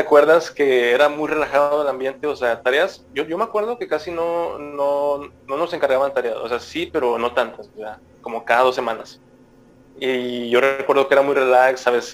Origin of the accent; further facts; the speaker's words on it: Monterrey, Nuevo León, Mexico; siendo regio y mexicano